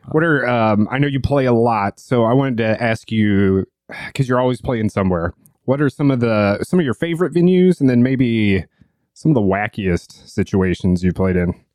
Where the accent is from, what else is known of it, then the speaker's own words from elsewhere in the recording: St. Louis, Missouri, United States; my hometown and close to where the barn is located in Saint Louis